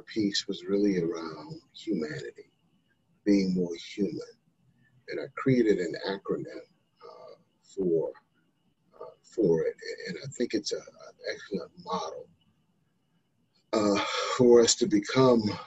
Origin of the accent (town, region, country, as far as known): North Carolina, United States; born or raised there